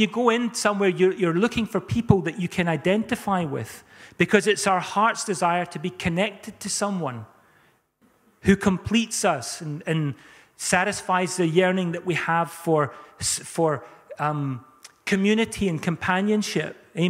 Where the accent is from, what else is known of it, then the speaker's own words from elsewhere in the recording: South Africa; I was brought up in South Africa. We had violent hailstorms and rainstorms.